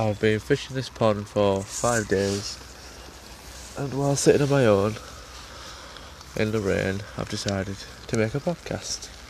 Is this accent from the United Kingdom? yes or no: yes; England, United Kingdom; I'm from England, by the way, if you can tell by the accent